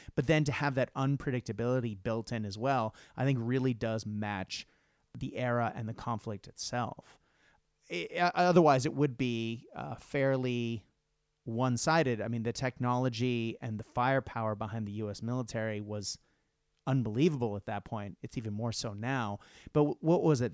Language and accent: English; Japan; moved away; I grew up in Japan, and in Japan in the '80s